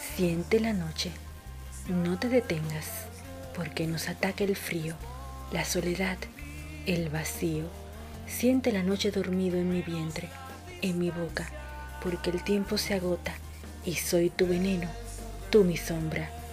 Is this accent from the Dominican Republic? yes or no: yes; Dominican Republic; now in Buenos Aires, Argentina; una dominicana en Argentina